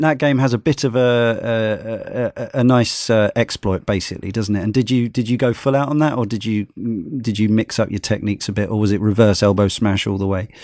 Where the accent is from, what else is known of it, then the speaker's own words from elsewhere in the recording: Brighton, South East England, United Kingdom; growing up in Brighton, still live in Brighton